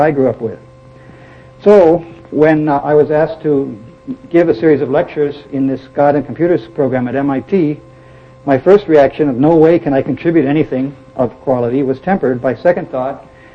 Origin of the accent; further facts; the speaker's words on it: Milwaukee, Wisconsin, United States; I was born in Milwaukee, Wisconsin. I grew up as a member of the Lutheran Church, and I went to grade school and high school in Lutheran schools